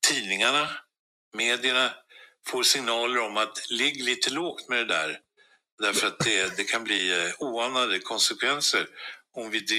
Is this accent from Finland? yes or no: no; Sweden; vi svenskar